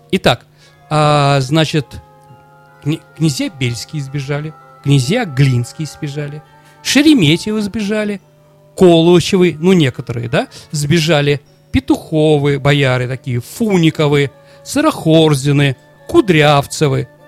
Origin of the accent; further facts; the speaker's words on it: Saint Petersburg, Russia; Как я, нормальный ленинградец, не могу нормально смотреть на немцев, когда мы вспоминаем блокаду.